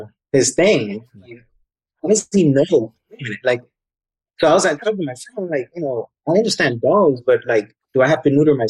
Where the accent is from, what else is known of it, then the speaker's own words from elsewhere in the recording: New York City, New York, United States; I'm from New York City, so city kid